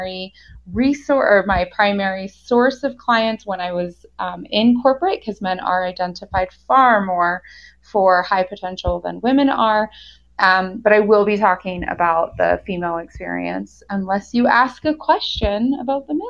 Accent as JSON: {"language": "English", "country": "United States", "also_born_or_lived": "Germany", "moved": "as an adult", "lives_now": "Golden, Colorado, United States", "said": "I lived in Germany for 13 years, although I am an American. I'm back in the US in Golden, Colorado."}